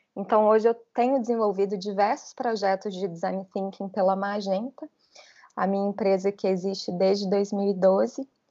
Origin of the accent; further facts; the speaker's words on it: Belo Horizonte, Minas Gerais, Brazil; accent: mineiro; moved away as an adult; also born or lived in São Paulo; now in Florianópolis, Brazil; Sou mineira de Belo Horizonte